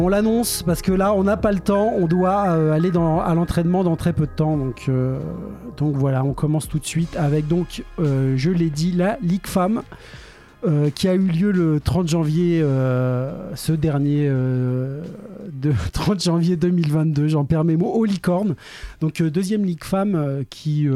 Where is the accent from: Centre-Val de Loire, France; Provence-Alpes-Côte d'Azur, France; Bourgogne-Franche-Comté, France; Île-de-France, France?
Centre-Val de Loire, France; Orléans; on est des Orléanais